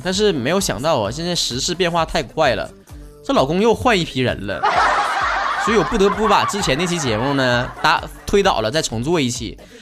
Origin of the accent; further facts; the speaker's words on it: Northeast China, China; 像我们东北这边儿，其实夏天也挺热的